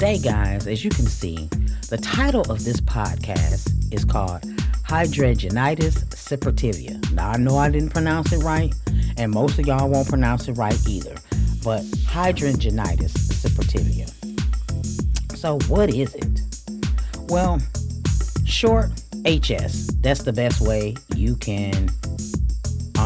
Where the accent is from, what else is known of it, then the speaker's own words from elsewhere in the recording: Michigan, United States; I'm from Michigan